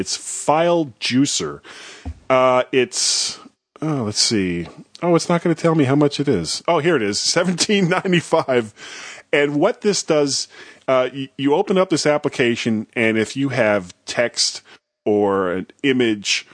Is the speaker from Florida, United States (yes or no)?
yes; Florida, United States; I'm from Florida